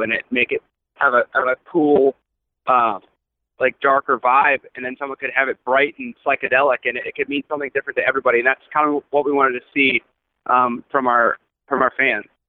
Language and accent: English; Akron, Ohio, United States; we're from Akron, Ohio